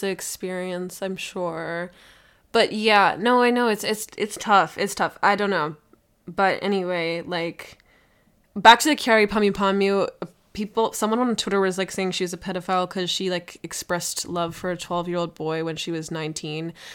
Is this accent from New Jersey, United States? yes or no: no; Minnesota, United States; as a Minnesotan